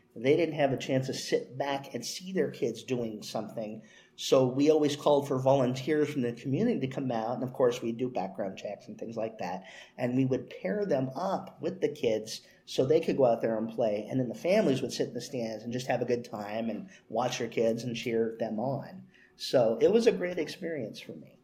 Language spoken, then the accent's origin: English; moved from L.A. around age six, California, United States; also born or lived in Los Angeles, California; when I moved to my my current town, my hometown uh, from L.A.